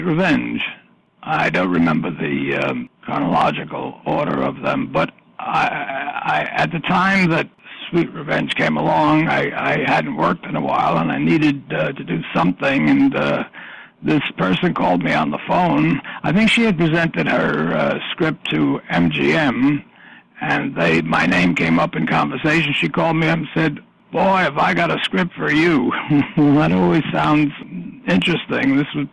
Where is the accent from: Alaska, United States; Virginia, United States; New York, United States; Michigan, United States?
New York, United States; New York City; being born and brought up in the Bronx